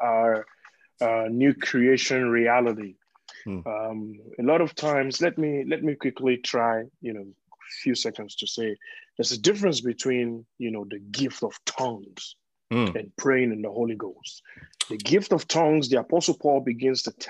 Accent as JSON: {"language": "English", "country": "Nigeria", "said": "I am Nigerian"}